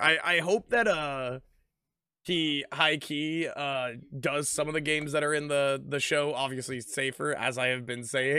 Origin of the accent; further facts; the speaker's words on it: the South, United States; I only know of Golden Corral, man. I'm from the South. That's where everybody eats.